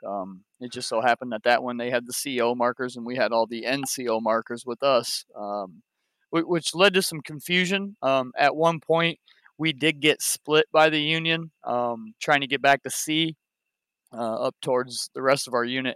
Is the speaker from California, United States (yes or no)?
no; Ohio, United States; I'm from Ohio myself